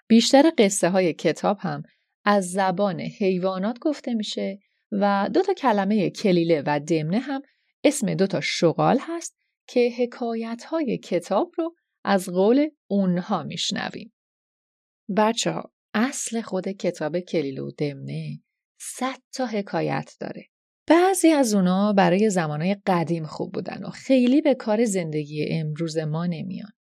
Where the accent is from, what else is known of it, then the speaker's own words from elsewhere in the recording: Iran; moved away as an adult; چند سالی هست که به دور از خاکی که درش به دنیا اومدم زندگی میکنم